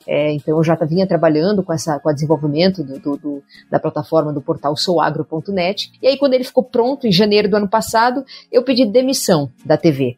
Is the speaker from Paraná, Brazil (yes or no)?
yes; a small town near Cascavel, western Paraná, Brazil; now in Cascavel, Brazil; a minha família é numa cidade próxima aqui chamada Palo Diamantina, uma cidade menor ainda, né, do que Cascavel. É, e eu sempre tive o agro na veia, porque é onde eu vivia, onde eu cresci